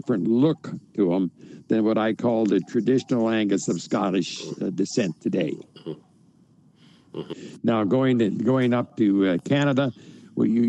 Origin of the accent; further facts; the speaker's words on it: United States; as an American